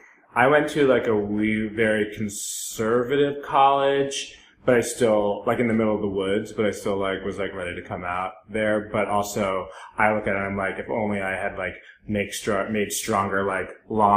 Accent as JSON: {"language": "English", "region": "Rhode Island", "country": "United States", "moved": "yes", "lives_now": "Los Angeles, United States", "said": "I am from Rhode Island, yes."}